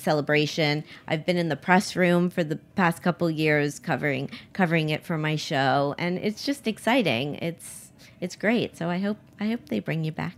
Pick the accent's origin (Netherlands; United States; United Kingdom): United States; Miami, Florida; I grew up in Miami